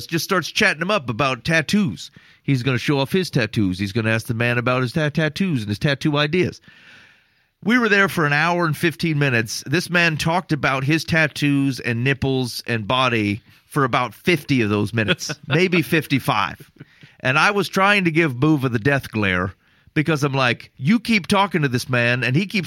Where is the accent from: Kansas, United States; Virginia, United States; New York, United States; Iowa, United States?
Iowa, United States; we're from Iowa